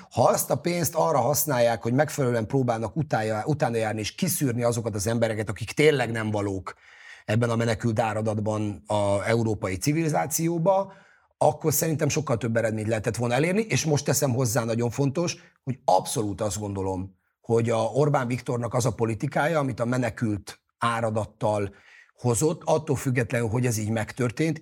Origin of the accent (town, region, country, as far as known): Hungary